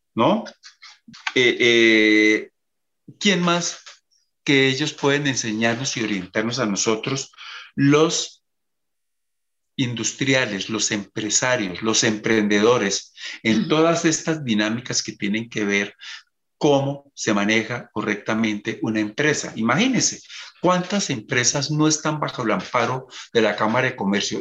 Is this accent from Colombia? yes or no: yes; Colombia; como emprendedor y como agroindustrial colombiano